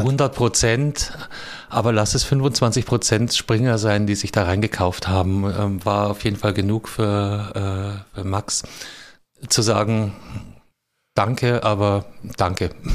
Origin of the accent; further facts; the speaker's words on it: Munich, Bavaria, Germany; wo ich aufgewachsen bin. In München-Giesing